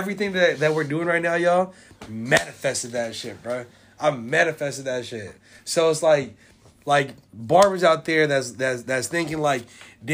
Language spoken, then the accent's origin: English; San Francisco, California, United States; I'm from Hunter's Point. I'm from Bayview.